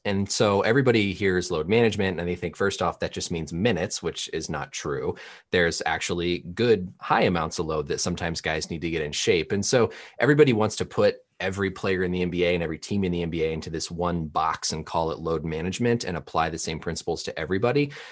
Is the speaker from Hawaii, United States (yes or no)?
no; Indiana, United States; I grew up in Indiana, so I actually grew up a Pacers fan